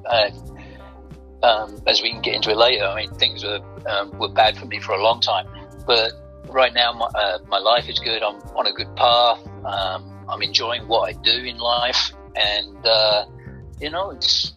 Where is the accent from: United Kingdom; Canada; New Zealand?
United Kingdom; Bury St Edmunds, East of England; I'm from Bury St Edmunds, in the heart of Suffolk